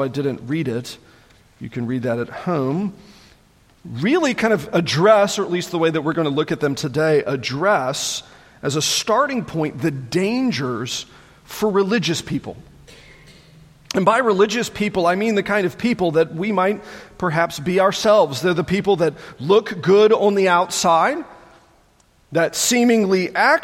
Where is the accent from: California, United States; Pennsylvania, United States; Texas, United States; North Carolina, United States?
North Carolina, United States; Matthews; growing up outside the Charlotte area